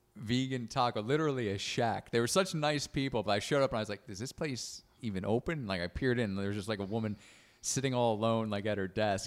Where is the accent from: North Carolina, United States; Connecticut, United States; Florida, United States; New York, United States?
Connecticut, United States; Stratford; born or raised there; moved away; also born or lived in Milford, Connecticut / Boston / London